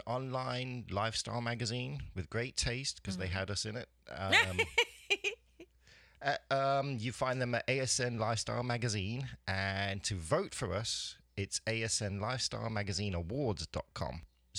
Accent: England, United Kingdom; I'm English.

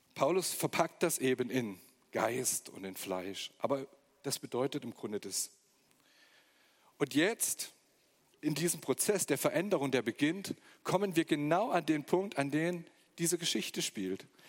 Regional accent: Magdeburg, Saxony-Anhalt, Germany; moved away as an adult; also born or lived in Stuttgart; now in Weinstadt, Germany; Aus Magdeburg komme ich. Da bin ich geboren im Osten von Deutschland und ähm, bin nach Stuttgart gekommen vor ungefähr 25 Jahren

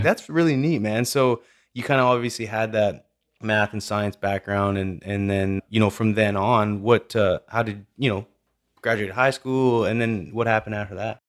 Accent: Vernon, British Columbia, Canada; moved away; also born or lived in Calgary; when I grew up in Vernon, British Columbia, and moved to Calgary

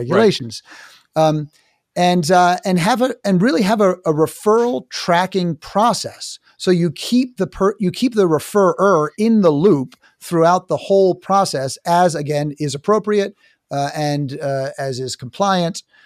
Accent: New York City, New York, United States; I'm from New York City.

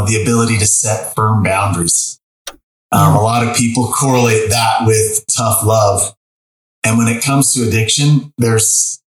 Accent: Sandy, Utah, United States; I grew up in Sandy, Utah, near the mountains.

